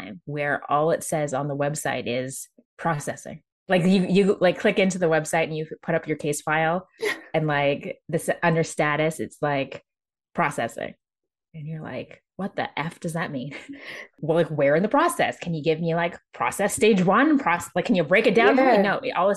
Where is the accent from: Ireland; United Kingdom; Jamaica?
Jamaica; moved away; me being Jamaican Chinese and coming from Jamaica